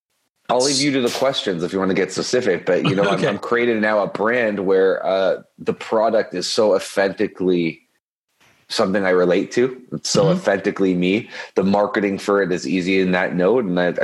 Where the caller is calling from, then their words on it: Toronto, Ontario, Canada; I'm in Toronto, Canada.